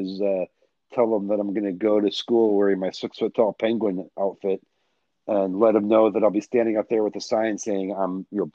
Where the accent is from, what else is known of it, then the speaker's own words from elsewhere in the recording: Michigan, United States; now in Chicago, United States; I grew up in Michigan, been living in Chicago now for coming up on 28 years.